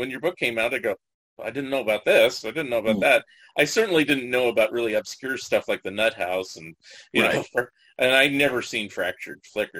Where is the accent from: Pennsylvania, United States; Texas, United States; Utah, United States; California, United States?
California, United States; San Jose; also born or lived in San Francisco; I grew up in Northern California, so San Jose area, and I lived in San Francisco for a number of years.